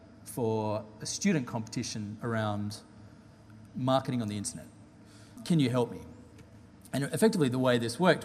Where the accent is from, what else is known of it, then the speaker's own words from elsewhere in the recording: Perth, Western Australia, Australia; moved away as an adult; also born or lived in London; a Perth person, particularly when I've got a British passport, thanks to my dad being British